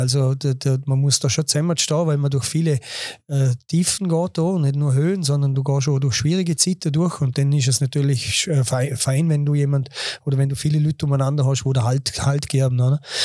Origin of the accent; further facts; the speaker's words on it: Bregenz, Vorarlberg, Austria; accent: Vorarlbergerisch; moved away as an adult; now in Dornbirn, Austria; bin zwar gebürtiger Bregenzer und, und habe da eigentlich auch meine ganze Jugend verbracht